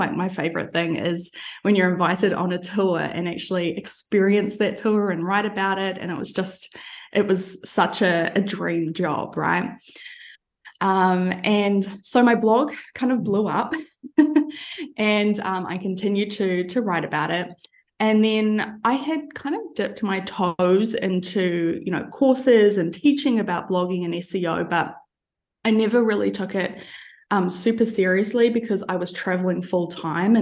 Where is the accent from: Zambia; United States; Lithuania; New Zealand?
New Zealand; moved away as an adult; also born or lived in London; now in Albania; I'm originally from New Zealand, but these days I am based in Albania